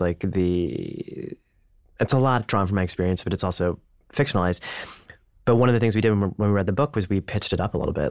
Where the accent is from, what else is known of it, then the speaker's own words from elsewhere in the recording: India; as an Indian man